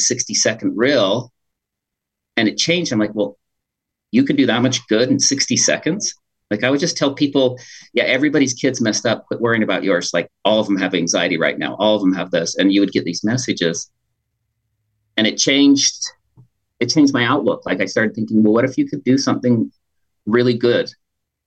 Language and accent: English; Pleasant Grove, Utah, United States; also born or lived in Green River, Wyoming / Logan, Utah; We moved from Green River, Wyoming to Pleasant Grove there in Utah County.